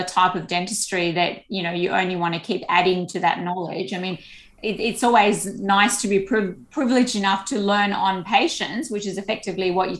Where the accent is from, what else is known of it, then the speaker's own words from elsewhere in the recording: Sydney, New South Wales, Australia; most of us growing up in Sydney